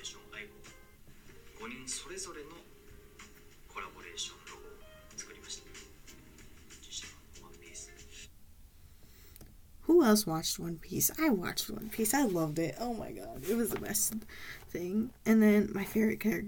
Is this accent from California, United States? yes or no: yes; Southern California, United States; I'm from SoCal